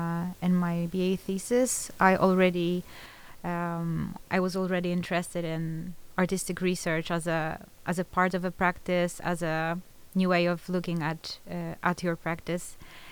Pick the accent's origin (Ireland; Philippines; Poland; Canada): Poland; moved away as an adult; now in Netherlands; I'm 28. I come from Poland.